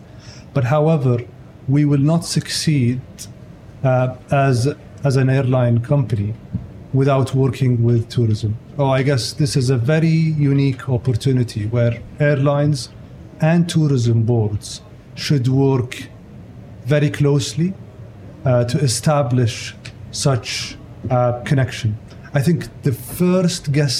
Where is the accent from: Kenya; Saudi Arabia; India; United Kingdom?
Saudi Arabia; Riyadh, Riyadh Province; I'm born and raised in Riyadh.